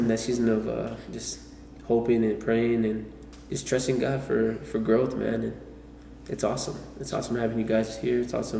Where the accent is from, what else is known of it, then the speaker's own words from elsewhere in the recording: San Antonio, Texas, United States; moved away as an adult; now in Dallas, United States; You can call me whatever you want. But yeah, I also graduated from Christ for Nations. I was born and raised in San Antonio. And now I live in Dallas. I've been here for like the past 2 years or so.